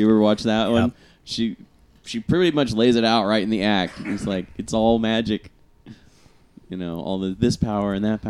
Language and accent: English; Midwest, United States; it's like growing up in the Midwest